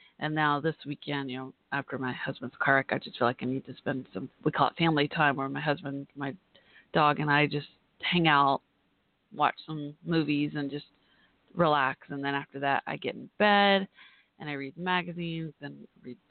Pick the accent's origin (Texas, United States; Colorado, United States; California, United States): Texas, United States; I'm from Texas